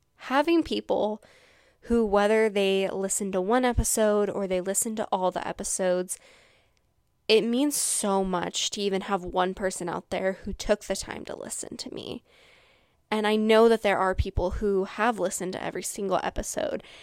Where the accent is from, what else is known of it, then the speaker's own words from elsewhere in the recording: Washington, United States; I'm from Washington